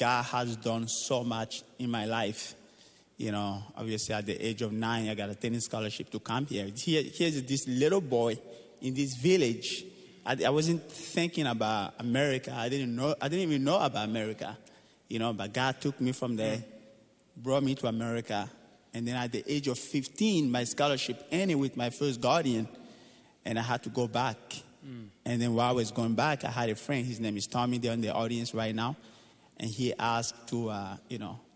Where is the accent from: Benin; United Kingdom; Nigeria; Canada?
Benin; moved away; I was born in Benin, Africa, and my dad was a tennis coach